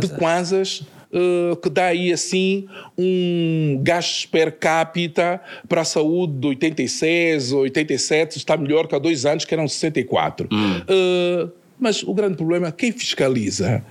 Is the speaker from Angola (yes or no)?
yes; Luanda, Luanda Province, Angola; de onde nasci, na cidade de, de Luanda